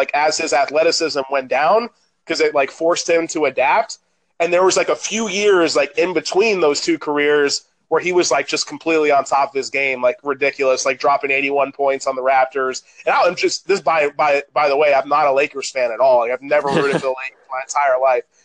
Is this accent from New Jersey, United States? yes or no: no; Orlando, Florida, United States; Me and my stepbrother shared a room at the time growing up in Orlando